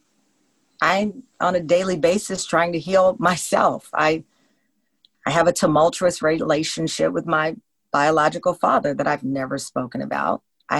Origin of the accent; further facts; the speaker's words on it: Luling, Texas, United States; I'm from Texas. I don't have that type of personality.